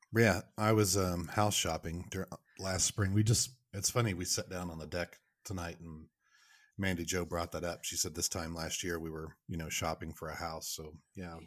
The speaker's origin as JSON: {"language": "English", "region": "Oklahoma", "country": "United States", "tie": "born or raised there", "also_born_or_lived": "Michigan", "moved": "as an adult", "lives_now": "Kansas City, United States", "said": "I'm originally from Oklahoma"}